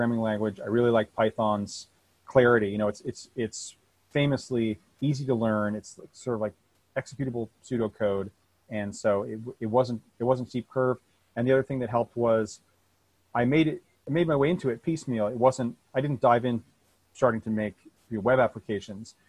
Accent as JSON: {"language": "English", "region": "Vermont", "country": "United States", "tie": "born or raised there", "said": "I grew up in Vermont on a dirt road, you know, miles from town"}